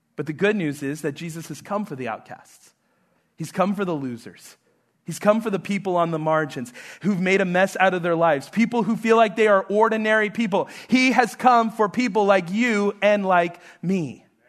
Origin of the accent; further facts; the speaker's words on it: New Mexico, United States; moved away; I'm, I'm from New Mexico